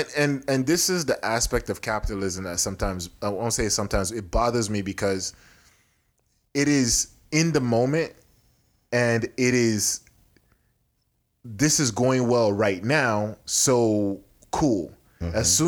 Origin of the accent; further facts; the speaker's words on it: Houston, Texas, United States; born there; now in Nebraska, United States; because on my birth certificate said I was from Houston, Texas.